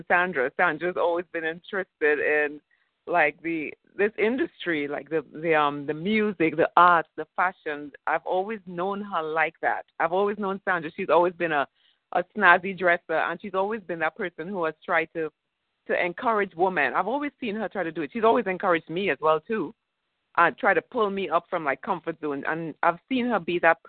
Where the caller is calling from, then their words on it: Florida, United States; I'm calling in from Florida.